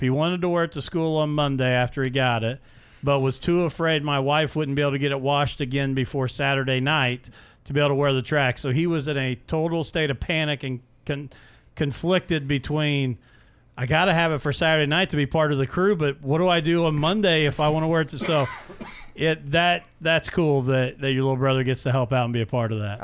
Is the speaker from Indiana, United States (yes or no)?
yes; Mitchell, Indiana, United States; this is a kid from my hometown and where I graduated high school